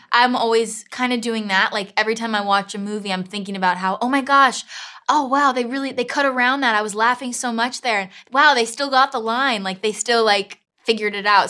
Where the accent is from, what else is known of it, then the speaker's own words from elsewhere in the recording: Miami, Florida, United States; moved away as an adult; now in London, United Kingdom; I'm from Miami, Florida, South Miami